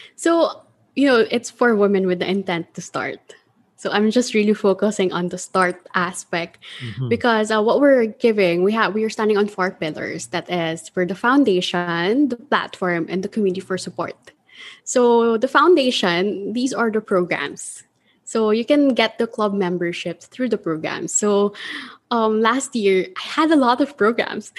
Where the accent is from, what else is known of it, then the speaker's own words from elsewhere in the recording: Manila, Metro Manila, Philippines; I'm from Manila